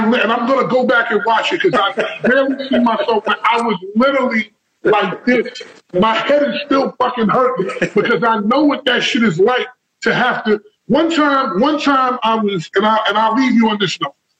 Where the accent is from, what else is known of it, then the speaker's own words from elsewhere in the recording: New York, United States; now in New Jersey, United States; I'm from New York. I'm from Harlem